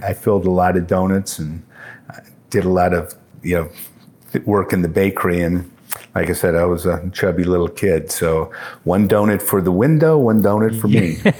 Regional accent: Port Huron, Michigan, United States; Born and raised in Port Huron, Michigan

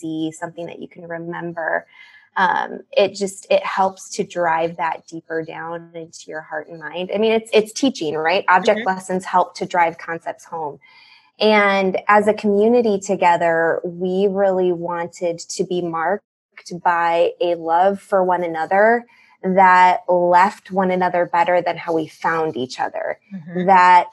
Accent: Chicago, Illinois, United States; I'm from the Chicago area, born and raised here

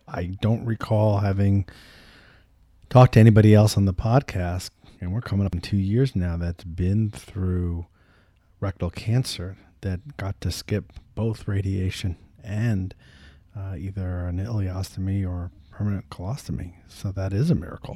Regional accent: New York, United States; I'm from New York

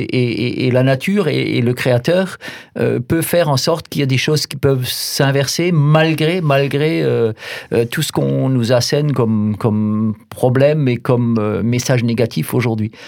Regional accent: Alsace Bossue, Grand Est, France; j'ai grandi en Alsace-Bossu, dans un tout petit village

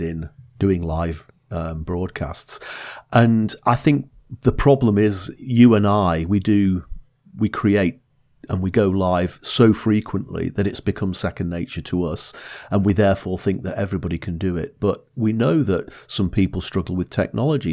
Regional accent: Blackpool, North West England, United Kingdom; I grew up in Blackpool

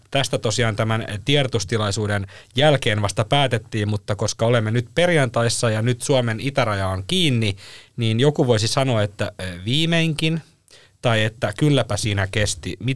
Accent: Helsinki, Uusimaa, Finland; Minähän olen siis Helsingistä

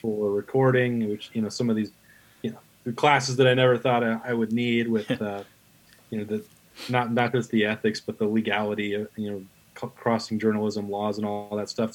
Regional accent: Wyoming, United States; moved away as an adult; also born or lived in Atlanta, Georgia / Tennessee; now in Columbus, United States; I was had an academic scholarship to Wyoming, uh, my home state

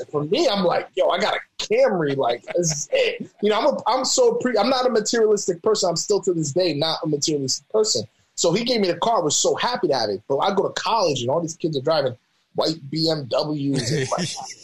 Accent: New York City, New York, United States; moved away as an adult; also born or lived in Albany, New York / Arkansas; now in Sacramento, United States; from New York, born in the Bronx, grew up in Albany.

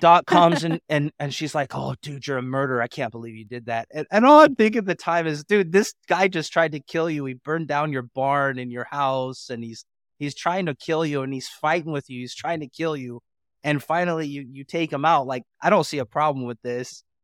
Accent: Portland, Oregon, United States; I'm from Portland, Oregon

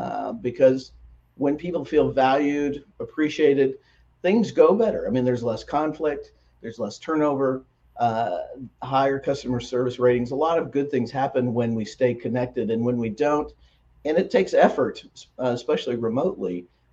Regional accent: Midwest, United States; It's in my part of the country, I'm from the Midwest, and we have black walnut trees

